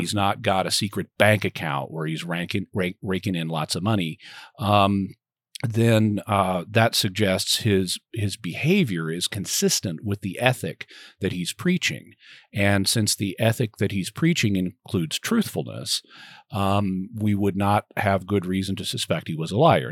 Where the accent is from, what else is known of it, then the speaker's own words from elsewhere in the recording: Arkansas, United States; also born or lived in Texas; now in San Diego, United States; I grew up in Arkansas